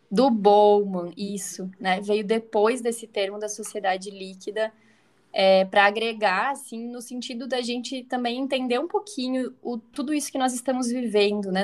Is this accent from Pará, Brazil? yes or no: no; Santa Catarina, Brazil; Eu sou catarinense, moro no interior de Santa Catarina, muito próximo a Chapecó.